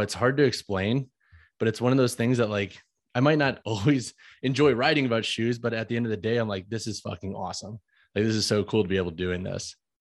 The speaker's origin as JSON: {"language": "English", "town": "St. Louis", "region": "Missouri", "country": "United States", "also_born_or_lived": "Long Island", "moved": "yes", "said": "I'm from St. Louis, Missouri"}